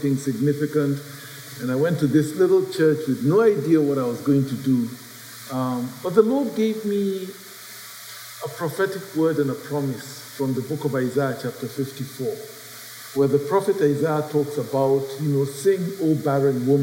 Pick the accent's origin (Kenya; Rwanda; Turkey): Kenya; Nairobi; moved away as an adult; also born or lived in India; Yeah, so I'm from Nairobi. I grew up in Kenya, and at the age of about 18 years, 19 years, I went off to India